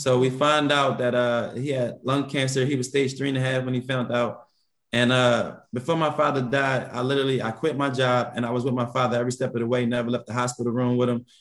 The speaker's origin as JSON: {"language": "English", "town": "Philadelphia", "region": "Pennsylvania", "country": "United States", "tie": "born or raised there", "moved": "as an adult", "lives_now": "Atlanta, United States", "said": "growing up in Philly"}